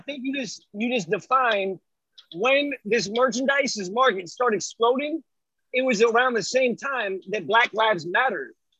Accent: Takoma Park, Maryland, United States; I grew up in Tacoma Park, D.C.

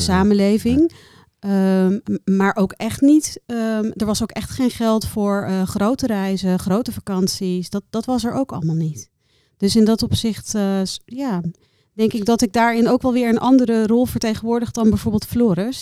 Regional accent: Bangladesh; also born or lived in Rotterdam, Netherlands; now in Netherlands; Ik ben in Bangladesh geboren

